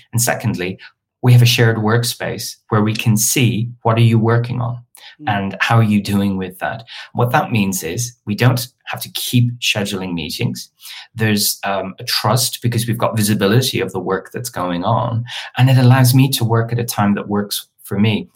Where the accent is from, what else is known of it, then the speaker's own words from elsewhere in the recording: Dublin, Leinster, Ireland; moved away as an adult; now in London, United Kingdom; I'm originally from Dublin and I came to London for one year to do my master's. And 20 years later, I'm, I'm still here.